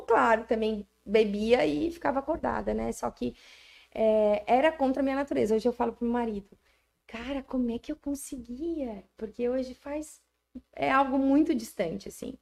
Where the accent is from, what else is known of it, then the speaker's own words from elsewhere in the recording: Araranguá, Santa Catarina, Brazil; E eu amo Araranguá. Eu sou muito araranguaense. Eu sou araranguaense eu sou brasileira